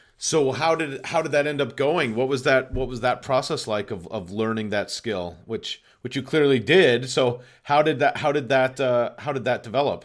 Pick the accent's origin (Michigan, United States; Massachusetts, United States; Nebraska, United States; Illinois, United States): Massachusetts, United States; Boston; moved away; also born or lived in Los Angeles; I'm also from Boston